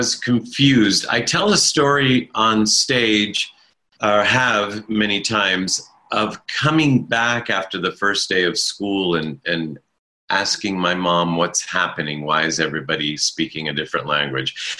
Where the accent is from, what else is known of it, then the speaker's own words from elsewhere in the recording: United States; first language Italian; English is a second language; I was born in America